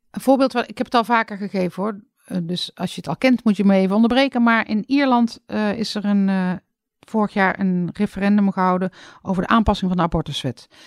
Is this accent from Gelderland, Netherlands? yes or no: no; North Brabant, Netherlands; Uit Brabant nou, verder niks bijzonders.